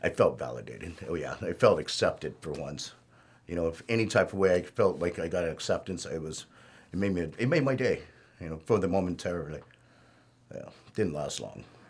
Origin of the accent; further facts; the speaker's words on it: Norwalk, California, United States; I was, uh, pretty much born and raised in Norwalk.